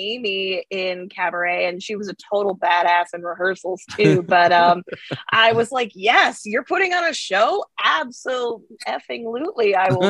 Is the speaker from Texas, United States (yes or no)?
yes; El Paso, Texas, United States; now in Chicago, United States; I mean, like, I know I'm from El Paso, Texas, and so I came into the group out of us three last.